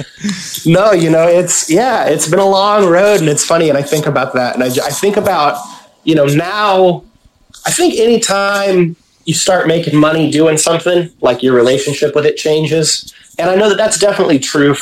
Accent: Vacaville, California, United States; that came from my hometown

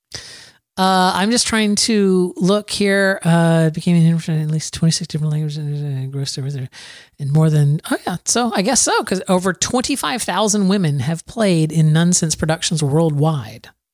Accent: Plant City, Florida, United States; my hometown, Plant City, Florida

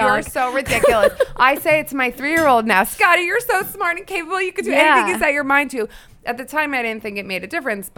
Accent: Hillsdale, New Jersey, United States; Bergen County, Hillsdale.

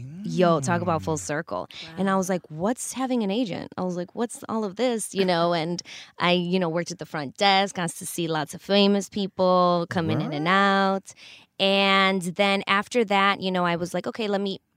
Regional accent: Chicago, Illinois, United States; I grew up in Chicago

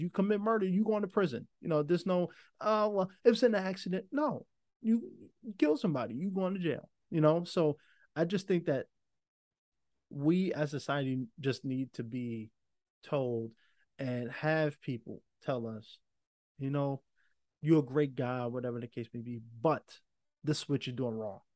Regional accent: New York, United States; I'm from New York

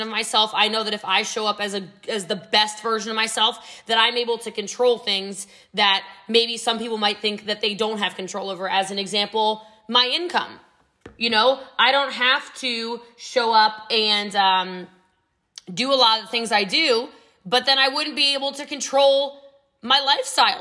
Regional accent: Middletown, Maryland, United States; moved away as an adult; also born or lived in New York; now in Texas, United States; I came from a really rough childhood. I'm actually from Frederick County, Maryland, but I'm from Middletown before it was Middletown now

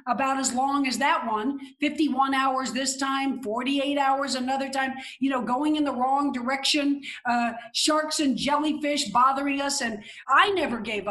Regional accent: hometown near Miami, Florida, United States; They came to my hometown and overnight, All my friends were Cuban

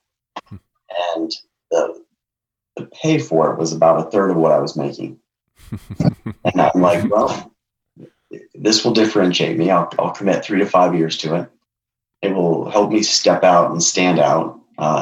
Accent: Durango, Colorado, United States; I was born in Durango, so I'm part of the Durango contingent.

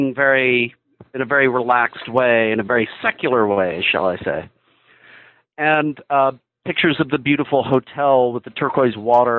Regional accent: Midland, Texas, United States; But I'm from Midland, Texas, which is the same town that our esteemed former President George W. Bush came from.

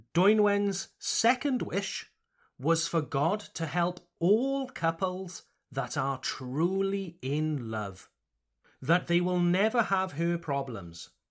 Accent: Wales, United Kingdom; I come from Wales

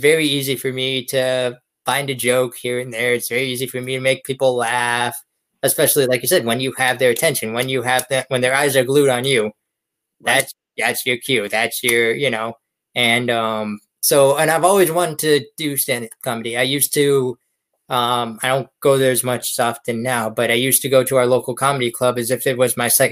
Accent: Erie, Pennsylvania, United States; the hide and go seek champion of my hometown, Erie.

